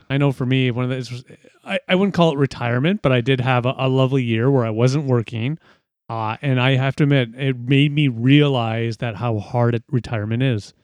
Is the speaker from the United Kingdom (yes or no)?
no; Ontario, Canada; being Canadian, specifically in Ontario